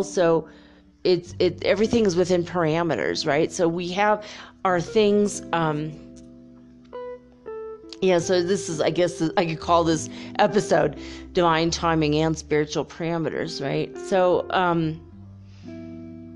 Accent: Minnesota, United States; I grew up in Minnesota, you know, not too far from Canada

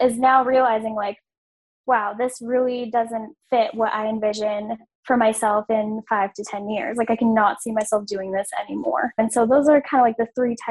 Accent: Massachusetts, United States; I am from Massachusetts

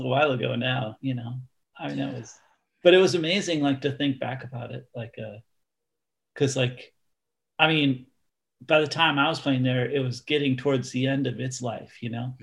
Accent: Minneapolis, Minnesota, United States; moved away; I was a … fan already and lived in Minneapolis

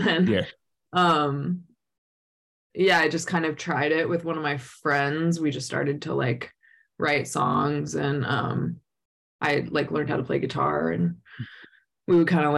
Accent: Los Angeles, California, United States; Yeah, born and raised here.

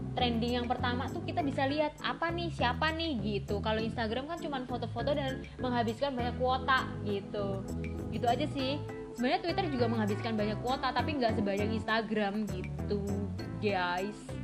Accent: Surabaya, East Java, Indonesia; gue adalah orang Surabaya

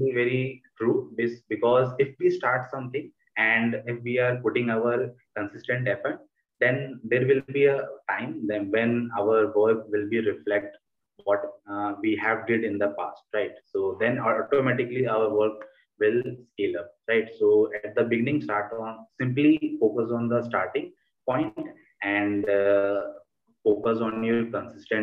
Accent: India; I'm an Indian or I'm not from the US

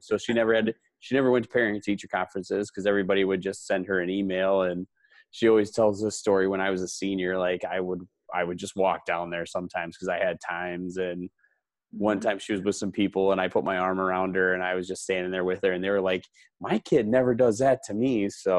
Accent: Cumberland, United States; I grew up in Cumberland and I taught in Houston. That was my first job.

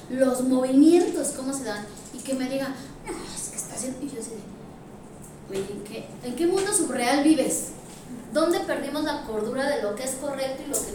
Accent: Mexico; que es lo que no tenemos como mexicanos

